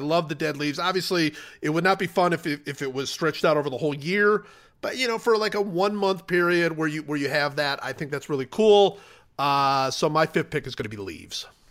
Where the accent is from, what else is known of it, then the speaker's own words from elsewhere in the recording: Cleveland, Ohio, United States; growing up in Cleveland